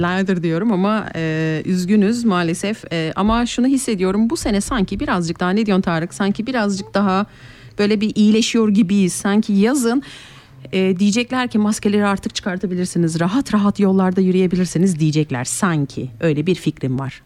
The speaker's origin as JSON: {"language": "Turkish", "town": "Kayseri", "region": "Kayseri Province", "country": "Turkey", "moved": "yes", "lives_now": "Switzerland", "said": "ben Kayseri'den, Erciyes'ten gelen bir insanım"}